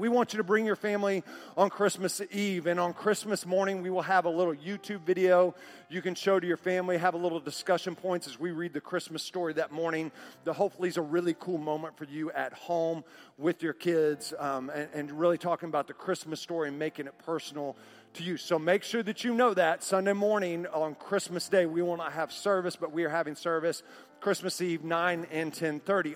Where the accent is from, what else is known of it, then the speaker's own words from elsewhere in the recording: Oklahoma City, Oklahoma, United States; growing up in Oklahoma City as a kid in seventh grade